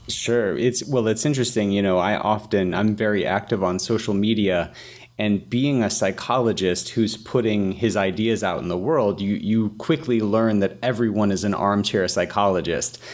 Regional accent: Atlanta, Georgia, United States; I'm from Atlanta, Atlanta, Georgia

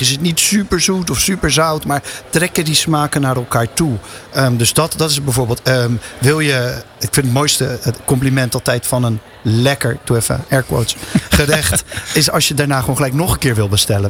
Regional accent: Rotterdam, South Holland, Netherlands; als echte Rotterdammer ben ik

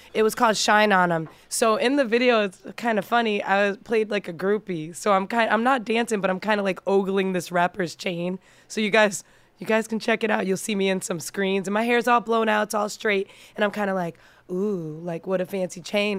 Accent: Massachusetts, United States; also born or lived in New York; now in Las Vegas, United States; I'm originally from Massachusetts. That's where I was born and raised, but I moved to Vegas from New York, um, over ten

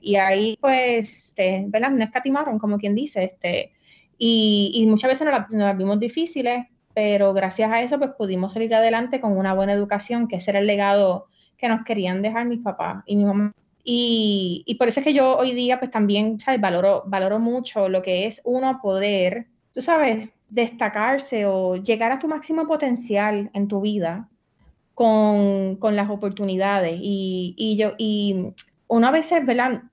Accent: San Juan, Puerto Rico; also born or lived in Barranquitas / Naranjito; mis papás me criaron en San Juan

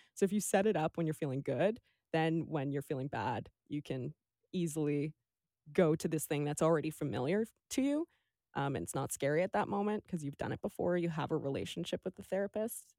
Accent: Vancouver, British Columbia, Canada; also born or lived in Toronto; now in Victoria, Canada; when I was two weeks old, my mom packed up our family, which is me, my two sisters, and my dad. and drove us across Canada to Vancouver, and we've been in the mainland and then now Victoria since

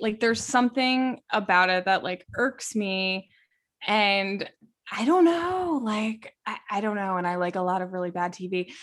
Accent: Westchester, New York, United States; growing up in Westchester, New York

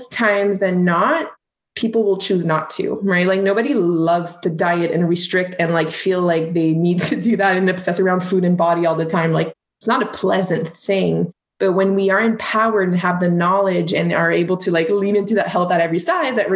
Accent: Canada; So I'm French Canadian

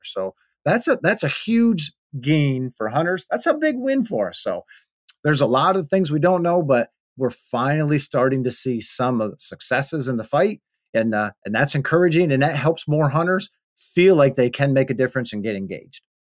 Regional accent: Pennsylvania, United States; my home state of Pennsylvania

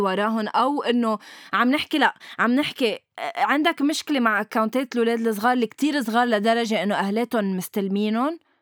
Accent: Lebanon; نحن كلبنانية

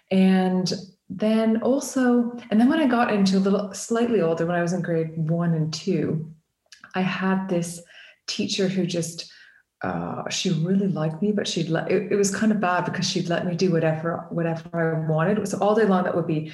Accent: Canada; now in United Kingdom; I'm an artist from the UK. Well, I'm originally from Canada.

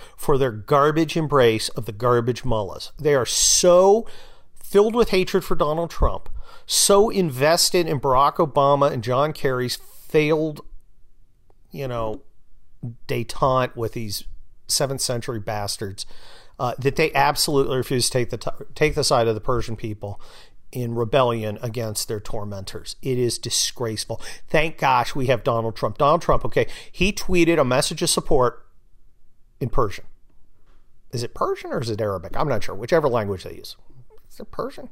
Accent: California, United States; I'm from California

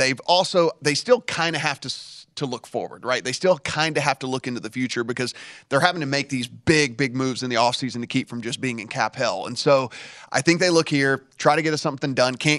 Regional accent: Shreveport, Louisiana, United States; I'm from Shreveport

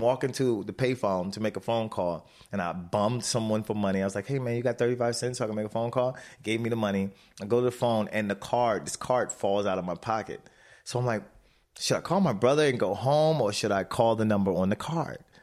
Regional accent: Baltimore, Maryland, United States; My mother raised us in Baltimore

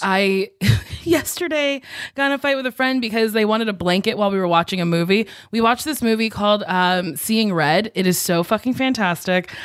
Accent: Lincroft, New Jersey, United States; moved away; I'm from Lincroft, New Jersey, which is in, like, a bigger town called Middletown

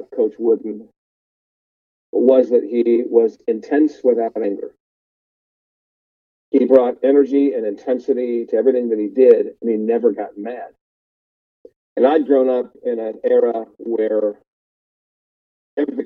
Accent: Columbus, Ohio, United States; moved away as an adult; also born or lived in Los Angeles; I grew up in Columbus, Ohio, went to Ohio State my first year

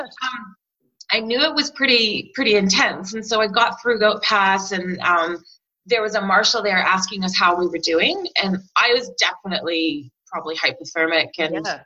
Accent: Canada; moved away as an adult; now in New Zealand; I've been making them since I was a little kid growing up in Canada

